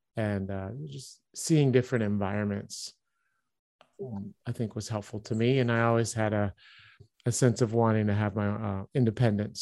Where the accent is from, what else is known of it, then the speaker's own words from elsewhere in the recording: Baltimore, Maryland, United States; moved away as an adult; also born or lived in Philadelphia area / Liège, Belgium / Stuttgart, Germany; I grew up in Baltimore, Maryland